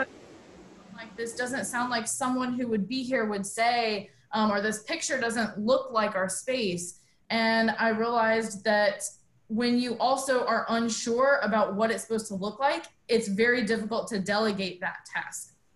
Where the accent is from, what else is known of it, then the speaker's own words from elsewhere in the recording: Albuquerque, New Mexico, United States; moved away as an adult; also born or lived in Birmingham, Alabama; I was born and raised in Albuquerque.